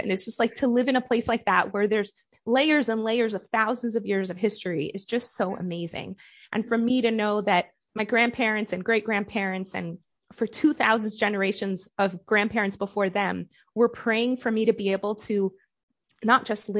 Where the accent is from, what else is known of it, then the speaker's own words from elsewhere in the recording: United States; accent: American; now in Israel; I have a really good American accent.